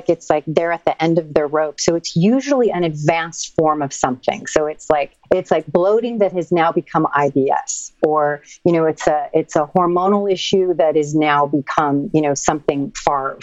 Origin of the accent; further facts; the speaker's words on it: Santa Fe, New Mexico, United States; now in Venice, United States; From New Mexico. I'm from Santa Fe.